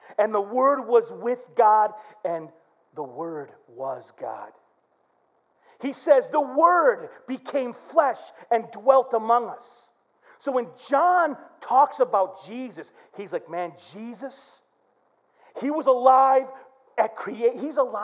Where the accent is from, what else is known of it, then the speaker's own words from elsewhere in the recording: Flint, Michigan, United States; my brother, we grew up in Flint.